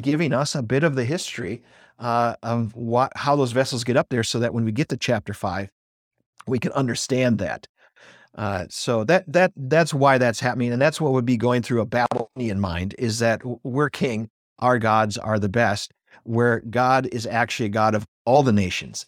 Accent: Wausau, Wisconsin, United States; I'm actually from Wausau, Wisconsin. And so I'm even in the school district I grew up

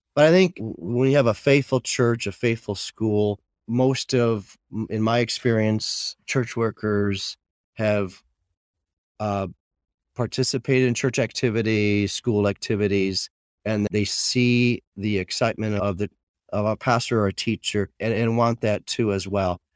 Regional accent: Michigan, United States; now in Plano, United States; I grew up in Michigan on a farm.

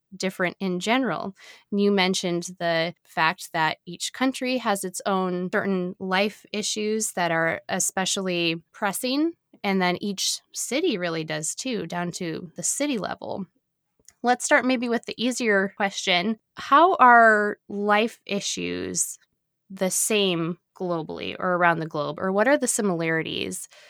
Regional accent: United States; an American citizen born and raised

